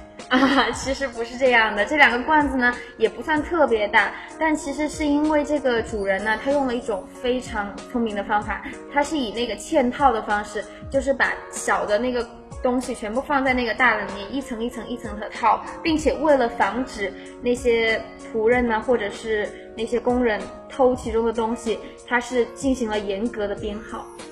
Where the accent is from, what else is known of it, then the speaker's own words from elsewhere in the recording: Chongqing, China; 那我作为在西安下面的那个省份重庆啊，我们那儿可是没有暖气的，冬天非常的冷啊。